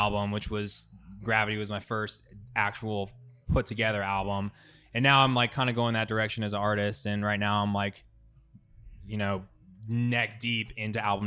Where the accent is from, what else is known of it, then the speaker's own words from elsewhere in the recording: San Francisco, California, United States; that's my hometown festival